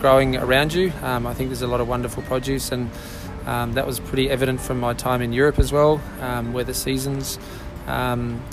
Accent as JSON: {"language": "English", "town": "Ballina", "region": "New South Wales", "country": "Australia", "tie": "born or raised there", "also_born_or_lived": "Lismore, Australia / The Channon, Australia", "said": "I grew up in Ballina, northern New South Wales. I was born in Lismore."}